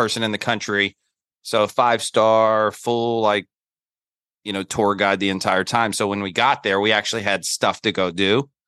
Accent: Charlotte, North Carolina, United States; now in New York City, United States; I'm a Southerner that lives in New York City. So, uh, born and raised in Charlotte, North Carolina

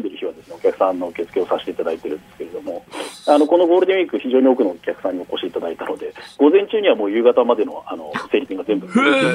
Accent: Tokyo, Japan; moved away as an adult; now in Hakuba, Japan; 東京生まれ、東京育ち

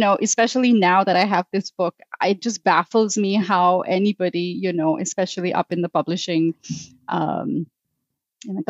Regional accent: Mumbai, Maharashtra, India; I grew up in Mumbai, India

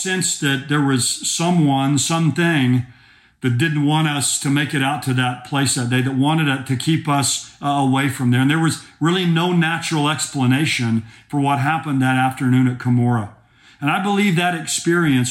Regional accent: Oklahoma, United States; I'm from Oklahoma

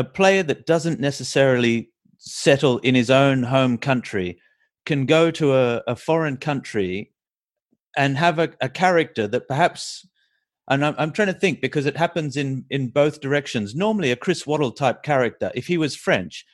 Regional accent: Australia; as an Australian

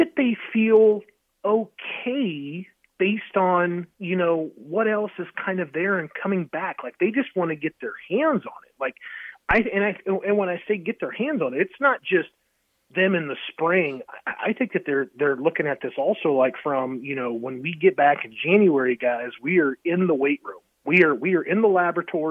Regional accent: Columbus, Nebraska, United States; my hometown of Columbus, Nebraska

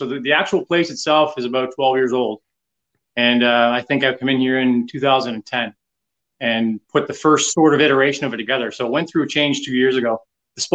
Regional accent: Canada; I'm from the East Coast. I think I'm probably in the area of about 1,200 miles away from Buffalo.

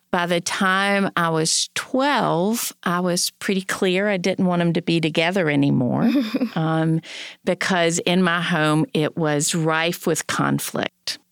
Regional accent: North Carolina, United States; I was born in North Carolina in the sixties

